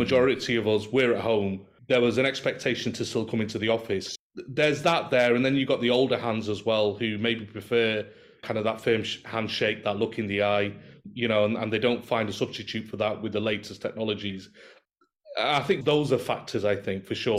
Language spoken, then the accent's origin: English; Manchester, North West England, United Kingdom; moved away as an adult; now in Doha, Qatar; I'm from Manchester and currently residing and working in Doha in Qatar.